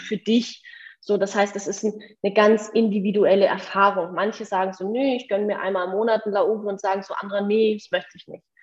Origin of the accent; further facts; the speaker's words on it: rural Bavaria, Germany; moved away; ich bin selber auf dem Land groß geworden, im tiefsten Bayern